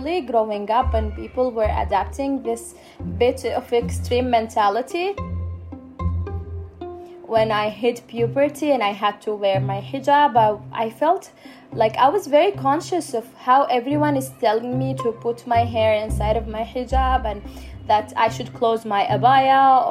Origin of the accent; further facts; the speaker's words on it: Aden, Yemen; I am a Yemeni woman. I live in Aden. I was born and raised here for the whole of my life.